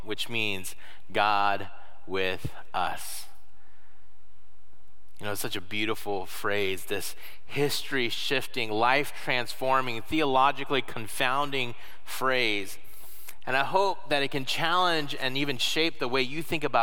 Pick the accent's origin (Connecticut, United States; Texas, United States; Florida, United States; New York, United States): Florida, United States; now in Michigan, United States; I'm not from Michigan, that I did not have snow days growing up. What we had instead were hurricane days. I grew up in Florida.